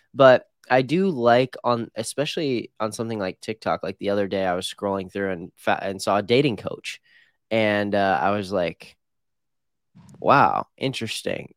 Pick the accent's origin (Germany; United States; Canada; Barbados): United States; Midwest; now in Phoenix, United States; I grew up in the Midwest